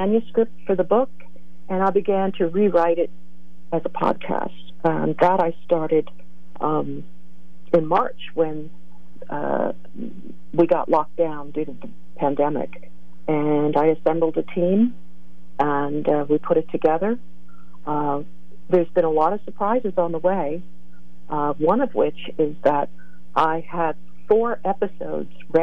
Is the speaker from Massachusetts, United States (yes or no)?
no; Northumberland, Pennsylvania, United States; moved away as an adult; also born or lived in Virginia / Lewisburg, Pennsylvania / State College, Pennsylvania; now in West Coast, United States; I grew up in Northumberland, Pennsylvania. I was a born and raised a pine knotter